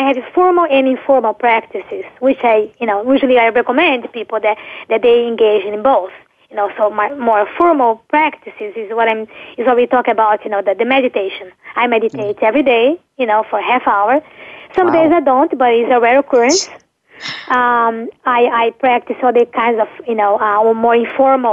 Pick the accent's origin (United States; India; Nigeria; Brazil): Brazil; moved away; I'm from Brazil